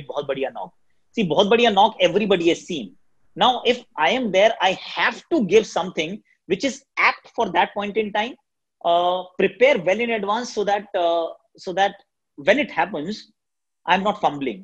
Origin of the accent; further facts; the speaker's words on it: Delhi, India; first language Hindi; English is a second language; Hindi happens to be my first language. I always think in Hindi. So that really helps. And since we are from Delhi